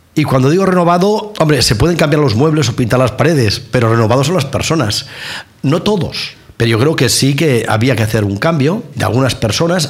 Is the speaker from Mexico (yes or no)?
no; Catalonia, Spain; Yo soy catalán y formo parte de España